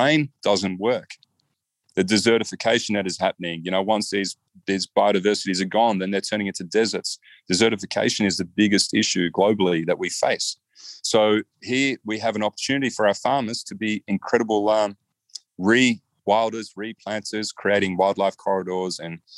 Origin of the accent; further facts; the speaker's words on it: Australia; I'm from Australia.